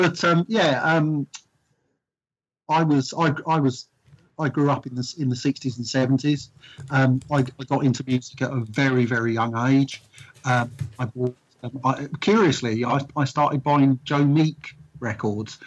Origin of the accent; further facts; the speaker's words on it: Luton, East of England, United Kingdom; We grew up in Luton. We were working class boys who met in the pub